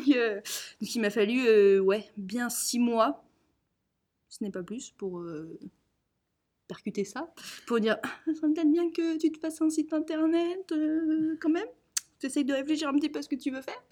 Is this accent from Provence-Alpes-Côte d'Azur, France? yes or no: no; Nantes, Pays de la Loire, France; je suis nantaise, fière de l'être, j'ai toujours vécu à Nantes.